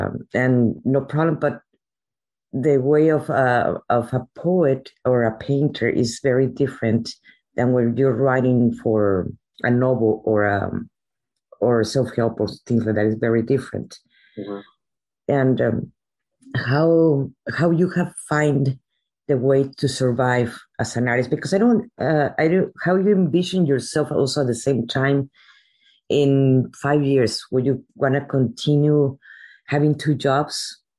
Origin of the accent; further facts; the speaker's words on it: Veracruz, Mexico; I was raised in Veracruz.